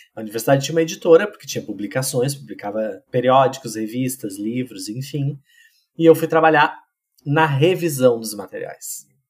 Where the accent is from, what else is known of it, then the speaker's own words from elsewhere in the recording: Pantano Grande, Rio Grande do Sul, Brazil; moved away as an adult; also born or lived in Santa Cruz do Sul / São Paulo; now in Porto Alegre, Brazil; Eu sou de Pantano Grande, que é uma cidade do interior do Rio Grande do Sul